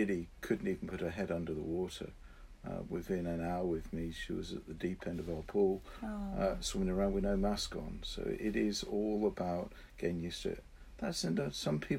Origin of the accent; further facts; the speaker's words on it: Brixham, South West England, United Kingdom; I was brought up in Brixham in Devon, where my family are deep sea fishermen.